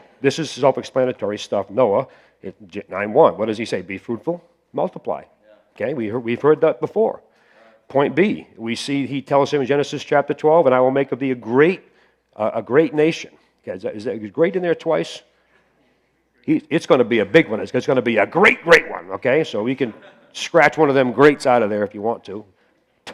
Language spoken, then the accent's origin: English; near Cape Cod, Massachusetts, United States; moved away as an adult; also born or lived in Pennsylvania; I grew up on right near Cape Cod and had enough brains to leave there